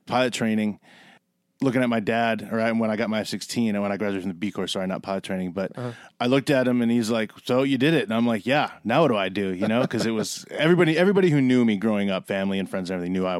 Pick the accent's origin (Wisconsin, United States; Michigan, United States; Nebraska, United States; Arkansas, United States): Wisconsin, United States; Milwaukee; So I grew up in Milwaukee.